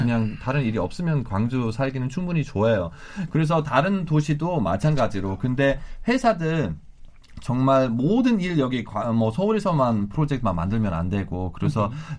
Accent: Hamburg, Germany; Korean is a second language; moved away as an adult; now in Gwangju, South Korea; 저희 고향 함부르크인데

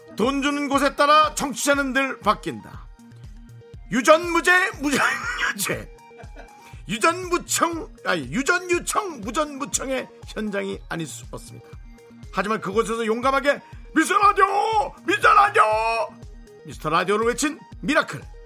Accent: Gangwon, South Korea; 저도 뭐 강원도 사람들이고

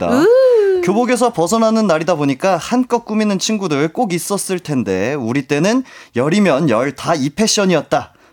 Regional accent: Jeju, South Korea; 저는 제주도 사람이라서 올라왔구나.

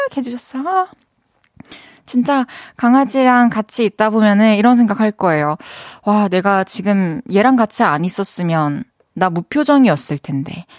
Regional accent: Busan, South Korea; 부산 사람으로서.

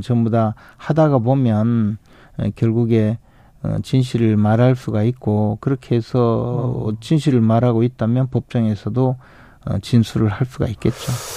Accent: Uiseong, North Gyeongsang, South Korea; 제 고향 경북 의성 지역에 있는

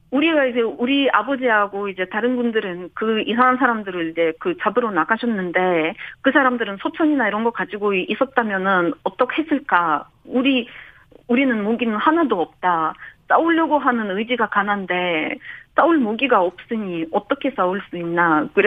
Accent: Ukraine; now in South Korea; 우리나라가 지금 러시아로부터 공격을 받고 있는 상황에서는

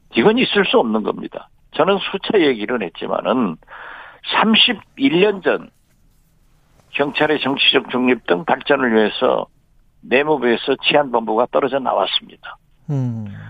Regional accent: Jindo, South Jeolla, South Korea; 제 고향 진도에 가서

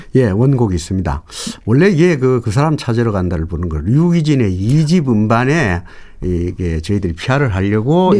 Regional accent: North Gyeongsang, South Korea; 제가 이 경북 사람이기 때문에

